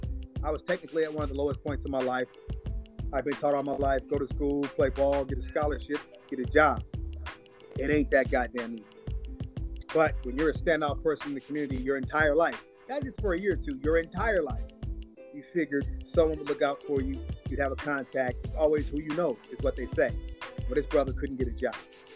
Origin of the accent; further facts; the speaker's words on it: Georgia, United States; born there; And I was born outside of Atlanta, Georgia, near Conyers, on a dirt road.